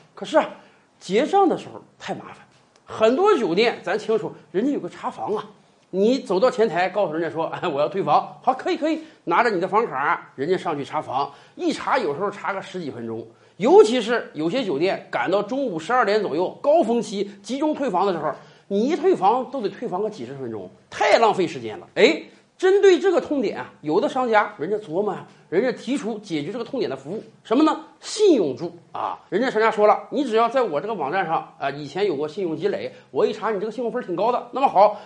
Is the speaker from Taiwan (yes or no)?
no; China; 我们中国人